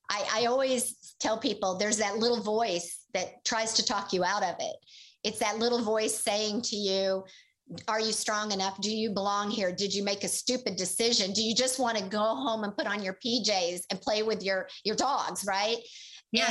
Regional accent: Oklahoma, United States; And he was from Missouri and I was from Oklahoma.

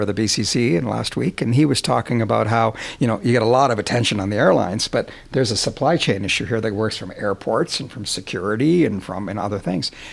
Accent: Alberta, Canada; I grew up in Alberta

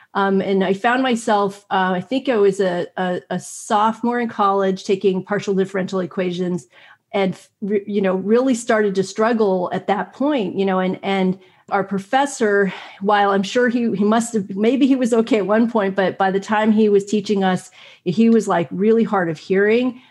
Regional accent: United States; growing up in America

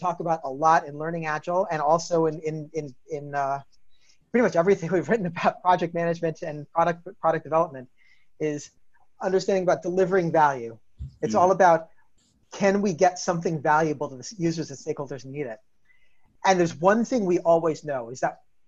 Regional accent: New York, United States; I'm from New York

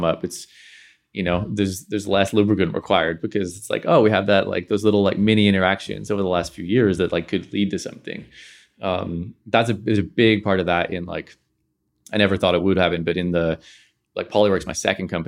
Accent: Belfast, Northern Ireland, United Kingdom; now in London, United Kingdom; Growing up in Belfast, like there wasn't a lot of network per se. So there was like an element of like, I'm gonna throw out here and I'm gonna move to London.

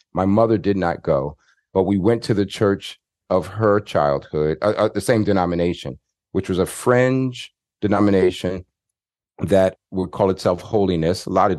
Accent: Queens, New York, United States; I grew up in Queens, New York, and when I was about 10 years old, my dad started taking us.

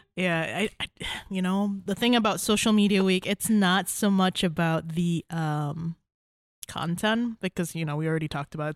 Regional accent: Malaysia; moved away as an adult; now in Kalamazoo, United States; I'm originally from Malaysia. I came here for school, um, and I stayed here for a boy.

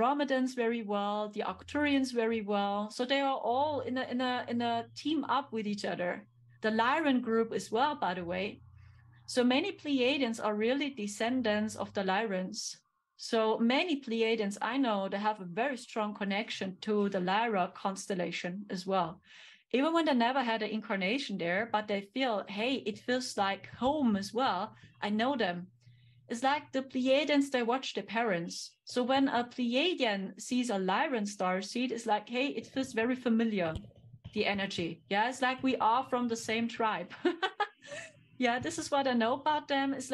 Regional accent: Germany; English is a second language; I'm here from Germany, right? Yeah, I'm from Germany

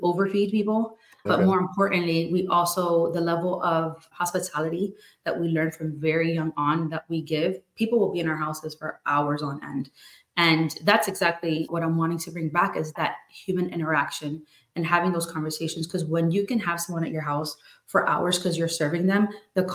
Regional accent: New Jersey, United States; now in Florida, United States; born and raised in New Jersey, moved over to Florida to get away from the cold

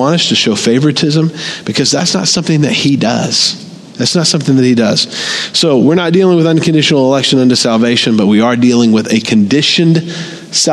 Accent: the Bible Belt, United States; I grew up in America. Always been in church in the Bible Belt from the time I was born

